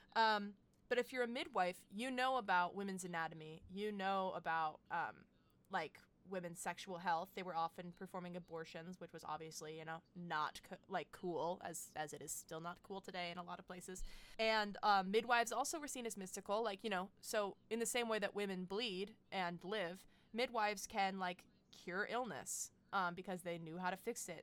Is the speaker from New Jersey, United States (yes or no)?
yes; Middletown, New Jersey, United States; he raised his family in Middletown, which is where I grew up